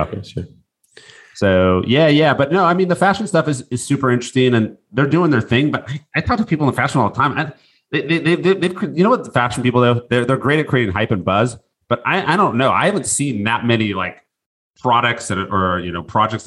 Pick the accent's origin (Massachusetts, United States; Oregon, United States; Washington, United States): Washington, United States; Seattle; I grew up in Seattle